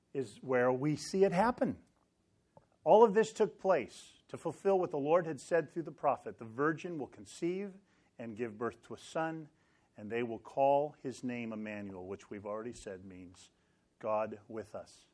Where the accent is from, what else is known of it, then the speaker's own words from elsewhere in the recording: Sacramento, California, United States; moved away; I grew up in Sacramento